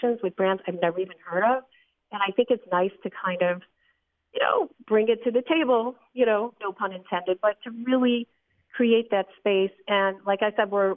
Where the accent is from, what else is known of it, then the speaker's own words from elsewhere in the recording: Long Island, New York, United States; moved away; I come from Long Island. I've moved since